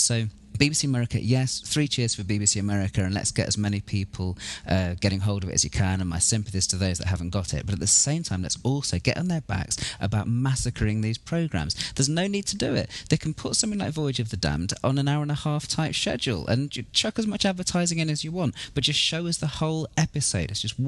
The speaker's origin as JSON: {"language": "English", "country": "United Kingdom", "moved": "as an adult", "lives_now": "United States", "said": "I'm a British resident alien. So I'm living in the US. I've been here for the last 3 or 4 years."}